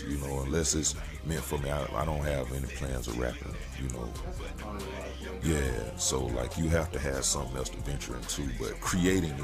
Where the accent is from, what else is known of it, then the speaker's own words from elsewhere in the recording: Augusta, Georgia, United States; I'm from Augusta, Georgia